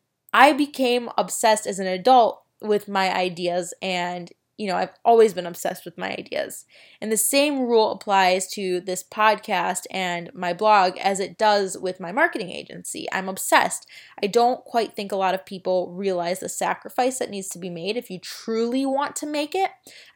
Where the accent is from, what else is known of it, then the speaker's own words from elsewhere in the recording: Florida, United States; I used to play store with my great grandma growing up in Florida and sell the groceries and everything.